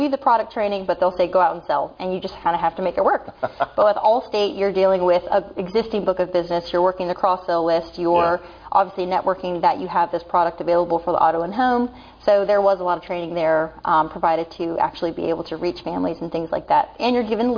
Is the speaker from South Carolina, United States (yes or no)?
yes; Irmo, South Carolina, United States; I was born and raised here in Irma, South Carolina. Never left